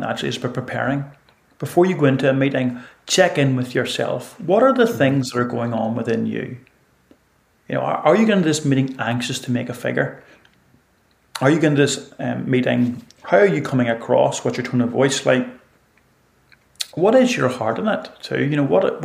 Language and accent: English; Northern Ireland, United Kingdom; I grew up in Ireland